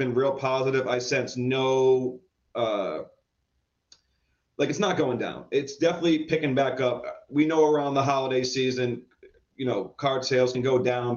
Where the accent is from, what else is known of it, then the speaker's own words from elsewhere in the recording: Providence, Rhode Island, United States; I'm from New England, Providence, Rhode Island